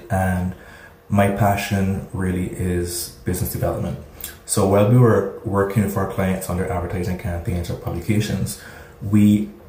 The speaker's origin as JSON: {"language": "English", "country": "Barbados", "tie": "born or raised there", "also_born_or_lived": "Trinidad", "said": "I was born in Barbados"}